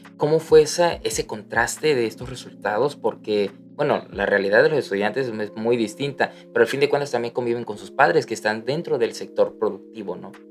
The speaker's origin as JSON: {"language": "Spanish", "region": "Tabasco", "country": "Mexico"}